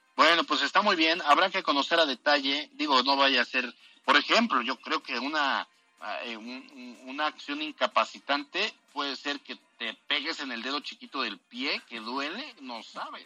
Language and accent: Spanish; Tepeyahualco, Puebla, Mexico; mi pueblo, Tepeyahualco, que es chiquitito